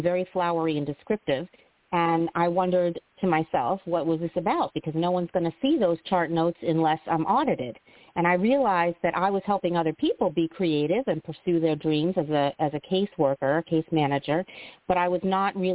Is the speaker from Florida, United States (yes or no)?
yes; South Florida, United States; moved away; also born or lived in Chicago; I grew up in South Florida